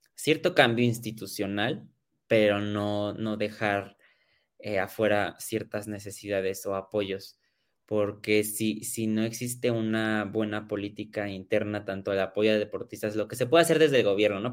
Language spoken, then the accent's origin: Spanish; Mexico; todos somos mexicanos